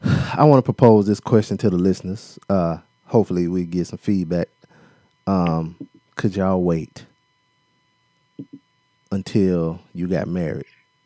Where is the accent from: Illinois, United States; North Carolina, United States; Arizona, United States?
Illinois, United States; Rockford; He presented me a video of him flying to my hometown of Rockford, Illinois.